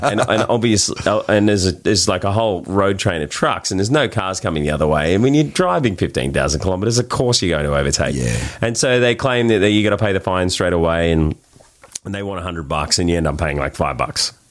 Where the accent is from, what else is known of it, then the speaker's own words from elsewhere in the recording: Sydney, New South Wales, Australia; accent: Australian; We're from Bondi.